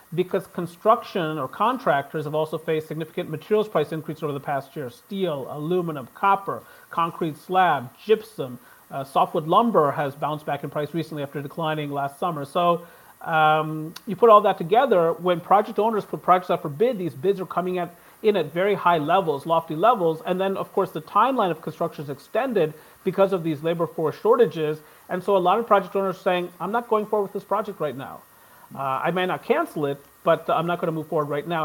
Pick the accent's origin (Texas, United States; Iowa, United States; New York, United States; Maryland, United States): Maryland, United States; I'm from Maryland